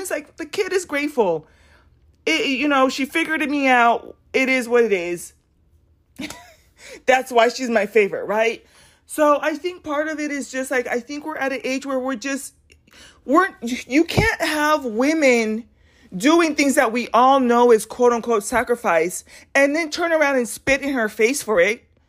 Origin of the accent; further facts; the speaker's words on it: United States; I'm proud to be an American